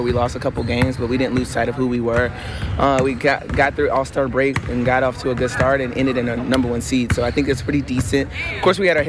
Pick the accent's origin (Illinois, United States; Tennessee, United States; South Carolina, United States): South Carolina, United States; moved away; growing up in South Carolina, we didn't have a WNBA team